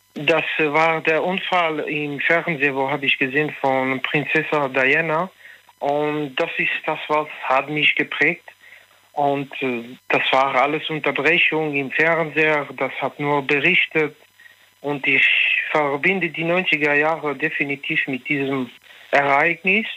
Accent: France; accent: French; German is a second language; now in Münster, Germany; ich bin in Frankreich groß geworden, aber ich versuche tagtäglich hier Deutsch zu lernen

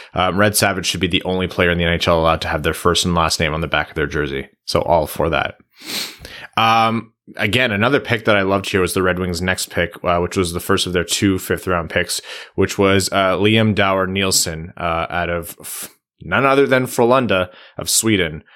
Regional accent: Windsor, Ontario, Canada; out of Windsor, uh, in the O H L, my hometown

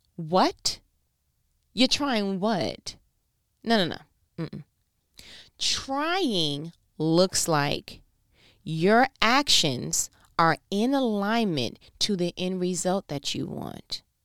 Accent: New York, United States; I'm from New York

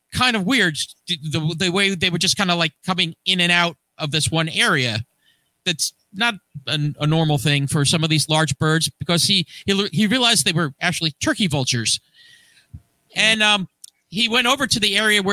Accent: Hackensack, New Jersey, United States; my hometown of Hackensack, New Jersey

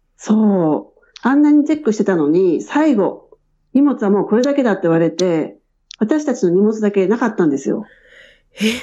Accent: Edogawa, Tokyo, Japan; moved away as an adult; also born or lived in Shinjuku, Tokyo; now in Australia; 出身は、あの、江戸川区で育ちました

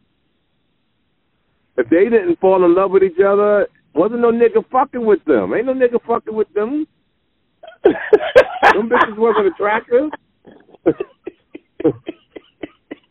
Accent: Jersey City, New Jersey, United States; also born or lived in Arizona; now in Los Angeles, United States; I'm from Jersey, Jersey City

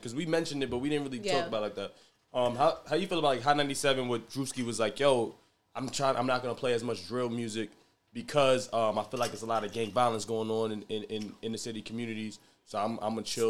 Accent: Jamaica; I'm Jamaican, but Jamaicans.

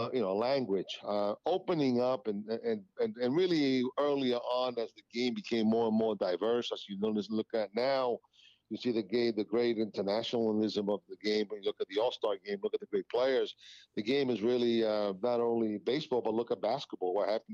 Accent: New York, United States; growing up in New York, growing up in the schoolyards of New York

